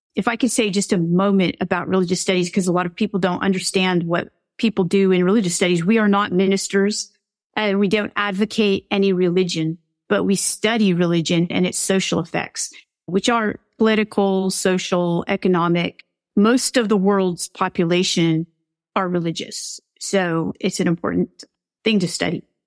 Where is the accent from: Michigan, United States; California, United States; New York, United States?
California, United States; I'm from California